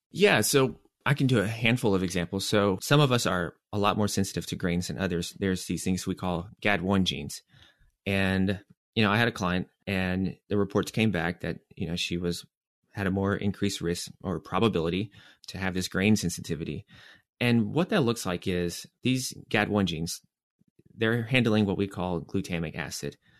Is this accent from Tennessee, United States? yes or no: yes; Nashville, Tennessee, United States; moved away; also born or lived in New York; I'm from Nashville, Tennessee